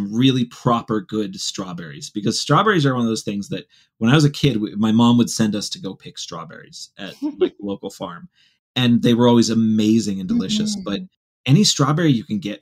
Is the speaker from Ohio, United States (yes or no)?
yes; Ohio, United States; moved away; where I grew up in the Midwest. And specifically in the corner of Ohio that has some actual hills